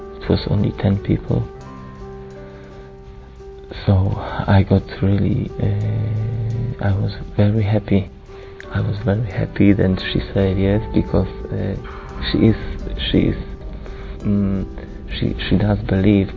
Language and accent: English; Poland; I'm from Poland.